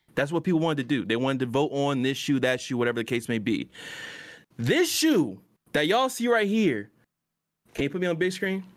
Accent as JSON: {"language": "English", "region": "Virginia", "country": "United States", "said": "I'm from V"}